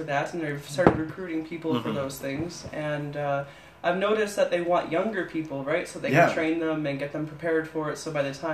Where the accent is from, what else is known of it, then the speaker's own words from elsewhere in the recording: Hillsdale, Ontario, Canada; I'm from Ontario. I grew up there, was born and raised in a little town called Hillsdale